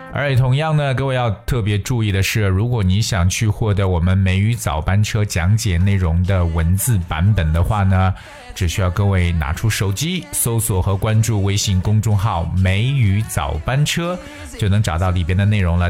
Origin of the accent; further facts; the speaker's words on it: China; 我们中国人